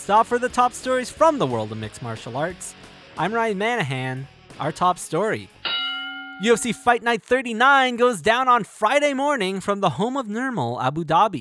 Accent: Canada; my home country of Canada

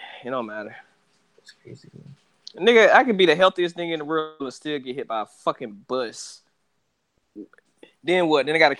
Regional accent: Lackawanna, New York, United States; also born or lived in Norwood; So I grew up in a lot of hoods. I grew up in fucking Lackawanna. I grew up in Norwood.

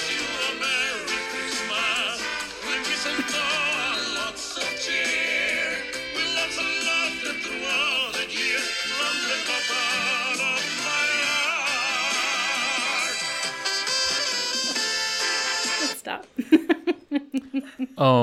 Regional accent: Southwest, United States; growing up in the Southwest, and we actually, every year on Christmas Eve, we always had Mexican food

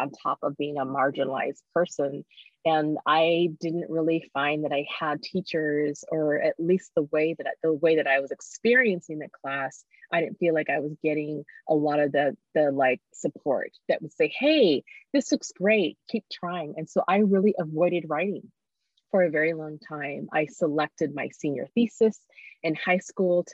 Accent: Eugene, Oregon, United States; also born or lived in Zambia; I actually was born in Zambia, moved here. But really all I've ever known is Eugene in terms of like my growing foundation

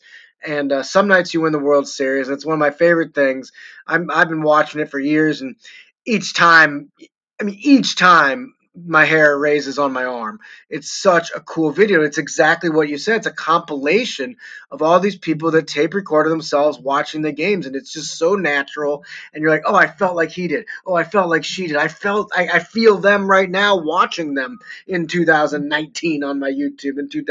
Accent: St. Louis, Missouri, United States; moved away as an adult; now in Denver, United States; when I came back to St. Louis, my hometown

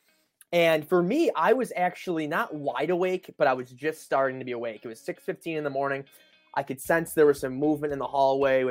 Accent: Buffalo, New York, United States; We're from Buffalo

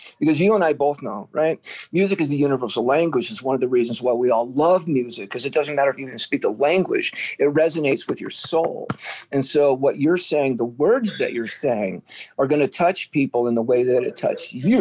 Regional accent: San Diego, California, United States; growing up in San Diego, you run into Hispanic people all the time

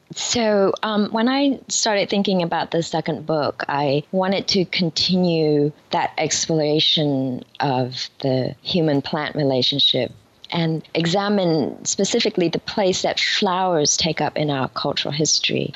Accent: Vietnam; born or raised there; now in New York, United States

